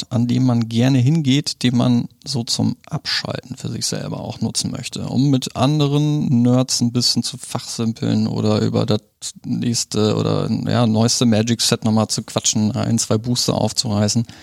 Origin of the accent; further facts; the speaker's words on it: Germany; also born or lived in Poland; ich wurde in, in Polen geboren. Hm bin mit äh, zwei Jahren sind wir nach Deutschland ge gekommen, Hab irgendwie schon in der halben Republik gewohnt.